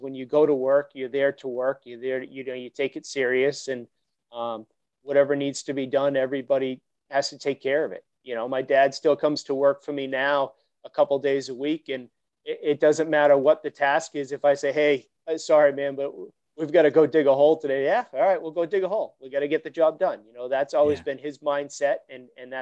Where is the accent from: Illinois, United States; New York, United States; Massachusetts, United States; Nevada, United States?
Massachusetts, United States; Woburn; I grew up in Woburn, Mass.